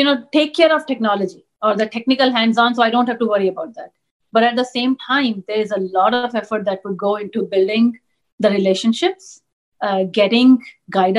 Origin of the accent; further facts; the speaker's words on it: New Delhi, Delhi, India; first language Punjabi; English is a second language; moved away as an adult; grew up in New Delhi, grew up in India